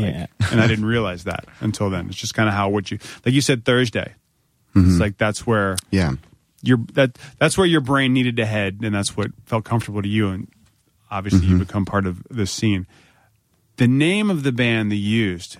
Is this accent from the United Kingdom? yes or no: no; Virginia, United States; growing up in Virginia